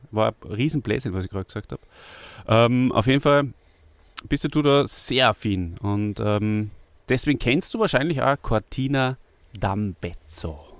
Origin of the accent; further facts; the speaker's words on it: Austria; wir sind Österreicher